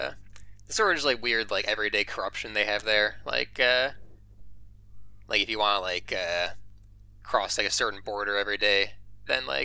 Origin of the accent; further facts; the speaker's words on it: Michigan, United States; moved away; I was from Michigan